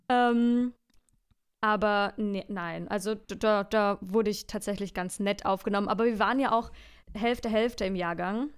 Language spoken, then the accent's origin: German; Franconia, Bavaria, Germany; accent: Franconian; mein Dialekt Fränkisch